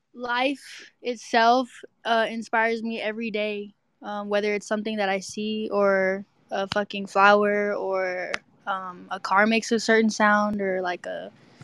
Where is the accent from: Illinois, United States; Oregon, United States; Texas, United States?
Texas, United States; I'm from Texas.